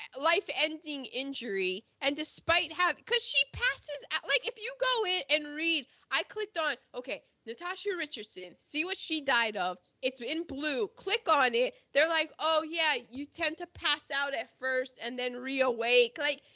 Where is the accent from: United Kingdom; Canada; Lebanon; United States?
United Kingdom; We're British. Bullets, the queen repels them.